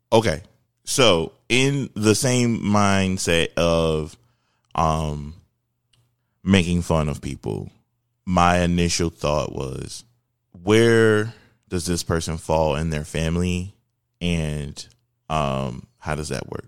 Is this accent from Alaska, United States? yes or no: no; Philadelphia, Pennsylvania, United States; I grew up in Philadelphia